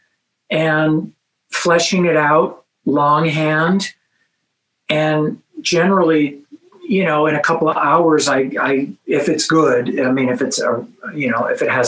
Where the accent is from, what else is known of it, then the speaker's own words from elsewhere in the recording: Los Angeles, California, United States; where I grew up in Los Angeles